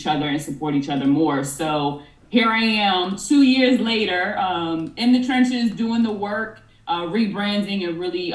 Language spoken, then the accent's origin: English; Boston, Massachusetts, United States; moved away as an adult; now in Los Angeles, United States; I'm originally from Boston, Mass, and I moved to LA in 2020